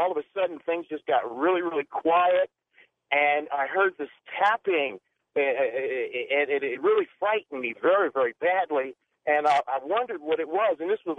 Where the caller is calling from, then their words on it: Phoenix, Arizona, United States; I'm calling you from Phoenix, Arizona.